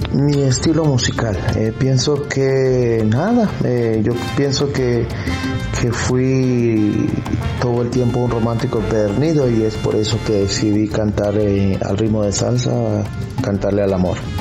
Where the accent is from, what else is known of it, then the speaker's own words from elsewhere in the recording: San Pedro Sula, Cortés, Honduras; now in Houston, United States; mi país de nacimiento es Honduras, eh, pero resido en la ciudad de Houston, Texas y soy nacido en la ciudad de San Pedro Sula, Honduras, Centroamérica.